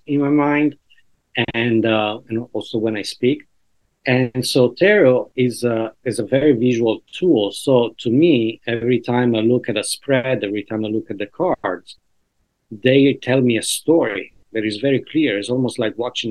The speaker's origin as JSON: {"language": "English", "country": "Italy", "tie": "born or raised there", "moved": "yes", "lives_now": "New York, United States", "said": "I'm from Italy."}